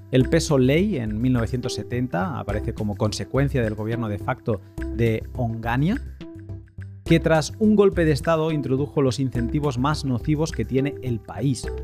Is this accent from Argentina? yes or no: yes; Argentina; Yo soy del interior y soy tan argentino como alguien de Buenos Aires.